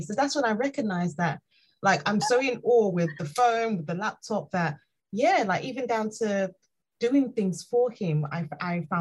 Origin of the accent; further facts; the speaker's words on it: Nigeria; moved away; I'm Nigerian